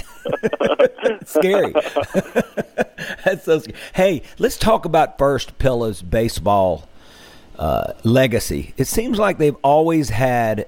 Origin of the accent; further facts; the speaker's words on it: Mississippi, United States; us Mississippi types